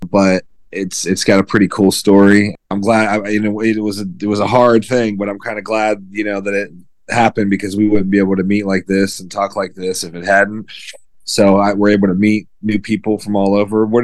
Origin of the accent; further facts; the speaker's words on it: Pittsburgh, Pennsylvania, United States; also born or lived in Indianapolis, Indiana; now in Myrtle Beach, United States; I just moved down here to uh, Myrtle Beach, South Carolina, just outside of Myrtle Beach from Indianapolis. I'm originally from Pittsburgh, PA. I work right now as a hospice chaplain. I've known Paul since about 2007. He's been my teacher since then. I'm uh, Orthodox Christian